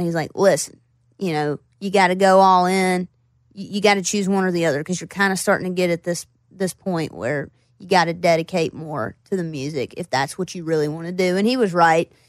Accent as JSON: {"language": "English", "town": "Floyd", "region": "Virginia", "country": "United States", "tie": "born or raised there", "also_born_or_lived": "Roanoke, Virginia / Bristol, Virginia", "said": "I grew up in Floyd, and then I, I moved to Roanoke"}